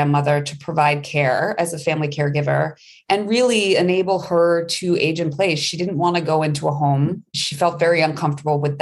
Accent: Maine, United States; I am from Maine. I'm a tried and true Mainer and went to undergrad in Maine

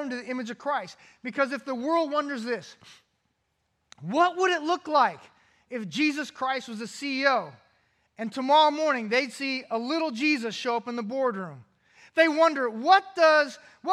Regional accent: California, United States; Growing up in California

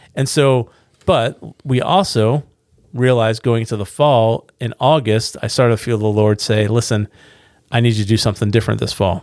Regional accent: United States; we're from Carolina

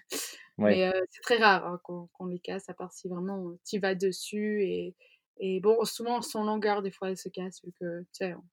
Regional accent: Zurich, Switzerland; Enfin, moi, je viens de Zurich, en fait, ma maman est, est zurichoise, donc je parle suisse

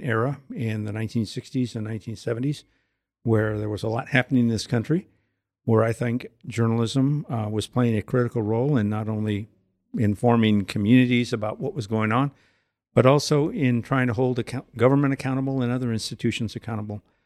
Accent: Southern California, United States; now in Goshen, United States; I grew up in Southern California. From parents who moved to California from Texas

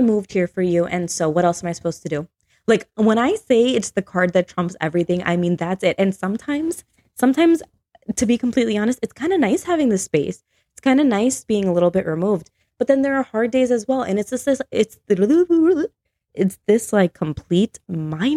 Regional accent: Chicago, Illinois, United States; moved away as an adult; now in Tennessee, United States; being from Chicago, right? Yeah. So I moved away from Chicago. I moved to Tennessee with my husband a year and a half ago.

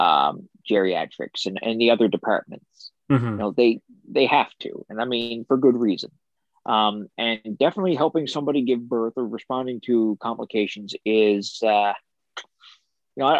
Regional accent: Port aux Basques, Newfoundland and Labrador, Canada; I'm from Portabasque, so I gotta shout out my town.

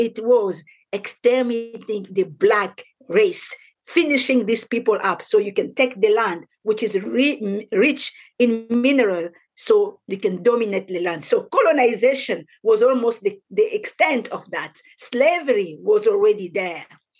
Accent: DR Congo; now in Scotland, United Kingdom; I was born in the Democratic Republic of Congo, which is an ancient Belgium colony. In this country, speak French.

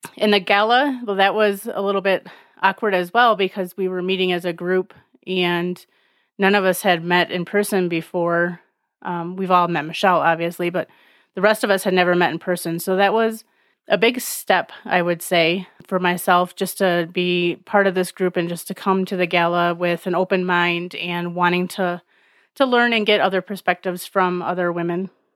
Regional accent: Alpena, Michigan, United States; I am from Alpena, Michigan

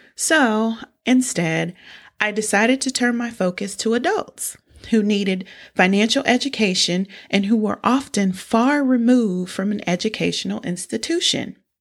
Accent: United States; I'm from small town U S

